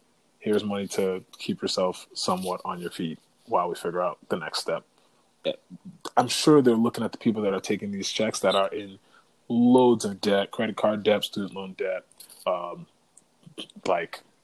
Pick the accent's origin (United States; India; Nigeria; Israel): United States; Connecticut; growing up in the Connecticut school system